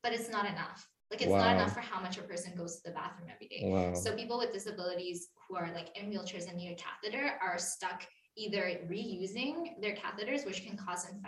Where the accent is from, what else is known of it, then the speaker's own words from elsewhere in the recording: Vancouver, British Columbia, Canada; also born or lived in Coquitlam / Edmonton; I told people in Edmonton that I'm from Vancouver